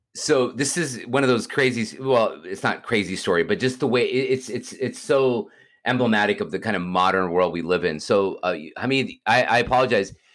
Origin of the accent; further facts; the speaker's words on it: Houston, Texas, United States; I'm from Houston, Texas